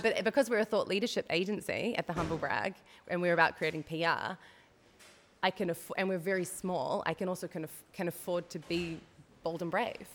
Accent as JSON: {"language": "English", "country": "New Zealand", "moved": "as an adult", "lives_now": "Netherlands", "said": "I'm a Kiwi. That's where the twang in my accent comes from."}